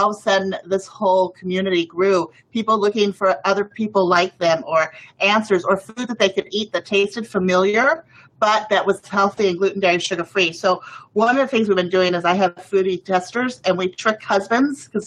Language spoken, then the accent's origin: English; Mexico; I grew up in Mexico